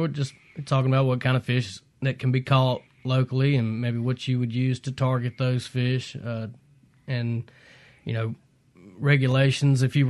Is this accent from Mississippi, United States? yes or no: yes; Jackson, Mississippi, United States; also born or lived in Rankin County, Mississippi; I grew up here in Northeast Jackson. I spent my childhood running banks of the Pearl River